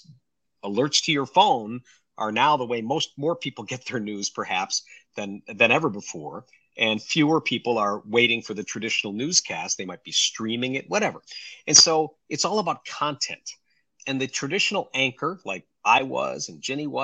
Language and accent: English; Rochester, New York, United States; It was my hometown